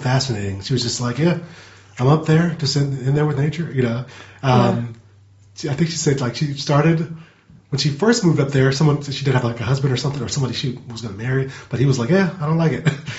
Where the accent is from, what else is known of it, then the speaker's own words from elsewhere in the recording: North Carolina, United States; I grew up in North Carolina.